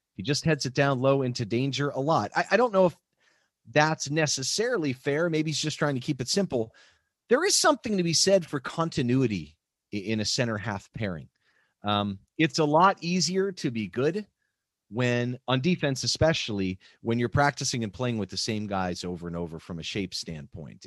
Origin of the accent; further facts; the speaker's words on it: Pittsburgh, Pennsylvania, United States; growing up in Pittsburgh, you know, watching Mario Lemieux play